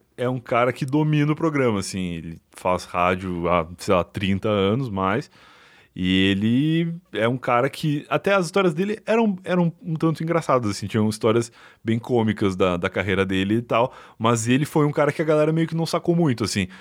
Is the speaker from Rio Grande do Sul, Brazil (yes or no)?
yes; Rio Grande, Rio Grande do Sul, Brazil; moved away as an adult; now in São Paulo, Brazil; eu, como gaúcho, saindo do sul para cá e como não só como gaúcho, mas como Rio Grandino